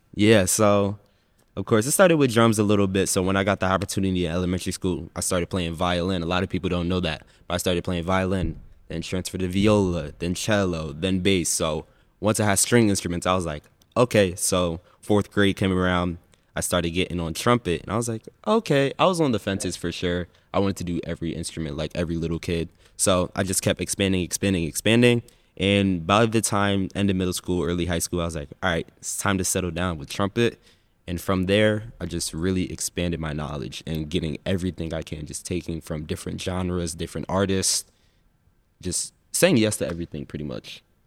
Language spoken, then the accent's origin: English; Windsor, Connecticut, United States; born and raised in Windsor, Connecticut.